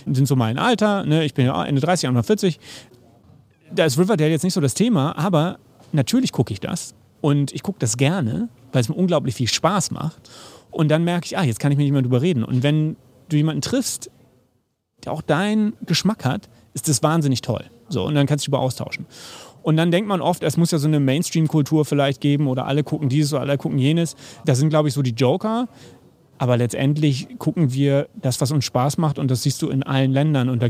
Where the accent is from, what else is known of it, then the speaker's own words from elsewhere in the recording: Hamburg, Germany; now in Berlin, Germany; ich bin Hamburger, bin jetzt in Berlin und habe auch diese Rivalität der Städte sozusagen mitgemacht.